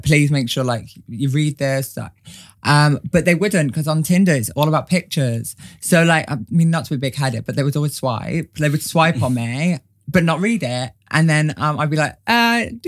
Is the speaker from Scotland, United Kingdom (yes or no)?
no; Wales, United Kingdom; now in London, United Kingdom; I'm Welsh